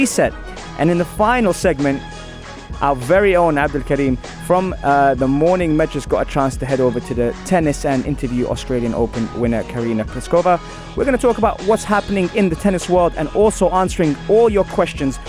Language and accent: English; United Kingdom; moved away; I'm Iraqi and was born and raised in Britain